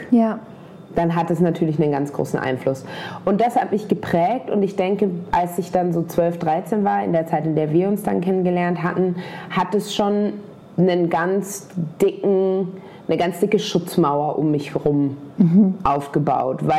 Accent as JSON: {"language": "German", "country": "Germany", "said": "wenn ich noch einmal sage, ich bin Deutsche, dann... Äh, knallt es aber, weil jemand, der aussieht wie ich, kann nicht deutsch sein."}